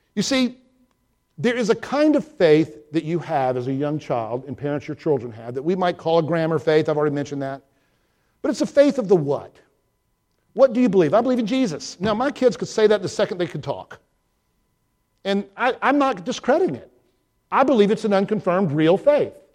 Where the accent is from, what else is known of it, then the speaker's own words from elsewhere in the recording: Georgia, United States; my growing up in Georgia